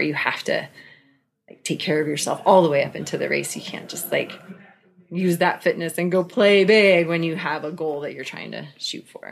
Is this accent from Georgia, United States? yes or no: no; Pacific Northwest, Washington, United States; I grew up in the Pacific Northwest. My parents moved to Washington State when I was a year old